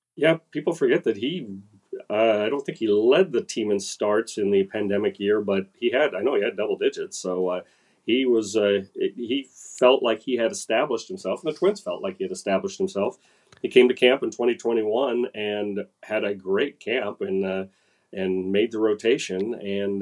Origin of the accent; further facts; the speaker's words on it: Minnesota, United States; I'm just a Minnesotan